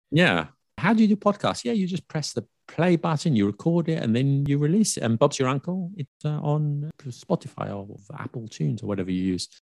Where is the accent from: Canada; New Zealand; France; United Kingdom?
United Kingdom; I'm British